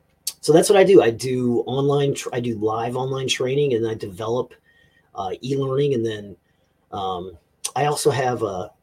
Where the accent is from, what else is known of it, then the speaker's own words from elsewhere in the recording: the South, United States; I need air conditioning because I'm from the South.